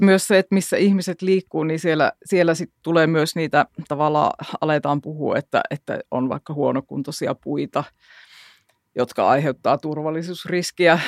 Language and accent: Finnish; Jyväskylä, Central Finland, Finland; meillä Jyväskylässä